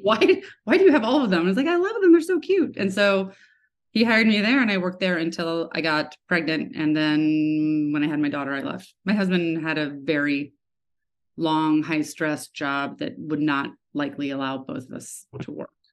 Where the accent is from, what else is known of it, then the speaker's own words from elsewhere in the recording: Lawrence, Kansas, United States; I grew up in Kansas, uh, in Lawrence, University of Kansas